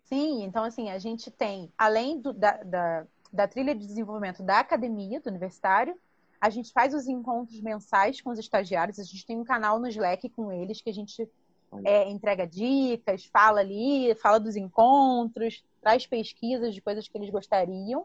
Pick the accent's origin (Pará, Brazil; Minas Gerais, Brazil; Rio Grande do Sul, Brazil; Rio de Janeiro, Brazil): Rio de Janeiro, Brazil; Baixada Fluminense; eu sou oriunda da Baixada Fluminense